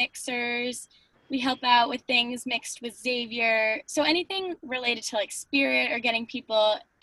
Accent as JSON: {"language": "English", "town": "Killingworth", "region": "Connecticut", "country": "United States", "said": "we're from Killingworth."}